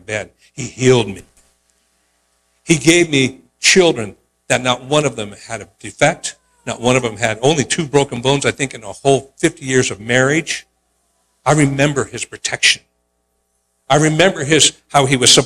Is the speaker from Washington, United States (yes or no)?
no; Oakland, California, United States; moved away; We were growing up in Oakland